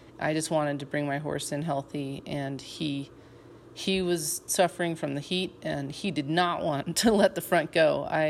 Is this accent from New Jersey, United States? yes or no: no; Colorado, United States; We're from Colorado. We live at over 7,000 feet and train up to 9,000 feet and above, actually, but we do not have heat.